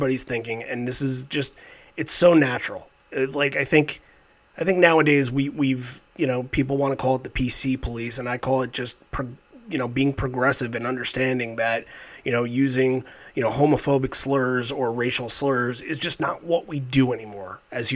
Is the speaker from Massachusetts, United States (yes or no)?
no; Islip, New York, United States; I'm from Islip originally.